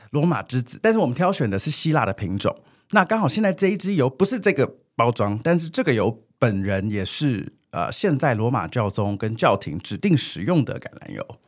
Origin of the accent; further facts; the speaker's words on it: Taiwan; 我们台湾人也非常，就是 family oriented